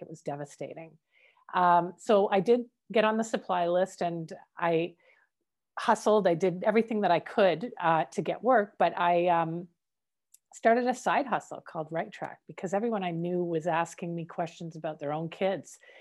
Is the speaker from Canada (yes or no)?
yes; Canada; I'm Canadian born